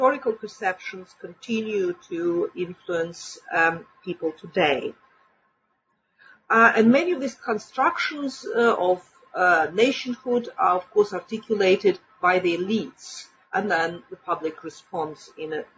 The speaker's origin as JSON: {"language": "English", "country": "Russia", "also_born_or_lived": "Germany / United States", "moved": "as an adult", "lives_now": "Manchester, United Kingdom", "said": "Originally, I came from Russia. I came to Britain 15 years ago, but not straight from Russia. I went via Germany and the United States, where I lived and worked as well"}